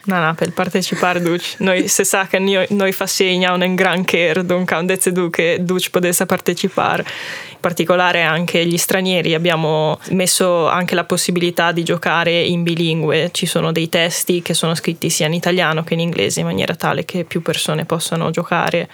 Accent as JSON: {"language": "Italian", "area": "Val di Fassa", "region": "Trentino-Alto Adige", "country": "Italy", "said": "noi tutti siamo ladini, siamo un gruppo di otto ragazzi, ci veniamo tutti dalla Val di Fassa"}